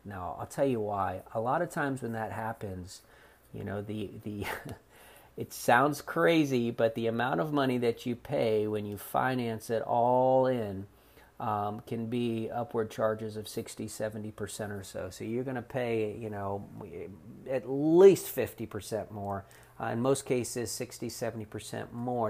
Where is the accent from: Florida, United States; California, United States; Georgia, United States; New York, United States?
Florida, United States; South; now in North Carolina, United States; growing up in South Florida